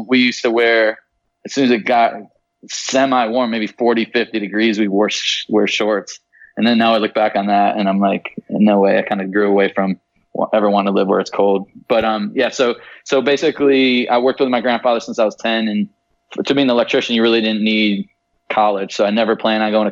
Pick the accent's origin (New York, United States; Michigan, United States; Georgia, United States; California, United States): Michigan, United States; Traverse City; I grew up in right outside of Traverse City, Michigan.